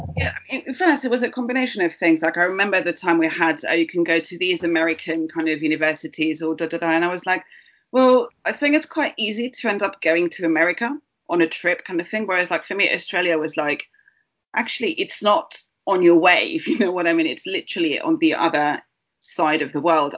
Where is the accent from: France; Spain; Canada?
Spain; Barcelona, Catalonia; now in United Kingdom; I was born in Barcelona